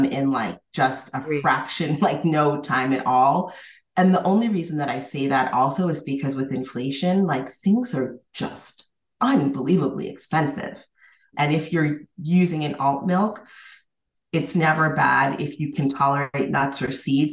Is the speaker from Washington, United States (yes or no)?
no; Massachusetts, United States; I'm from Massachusetts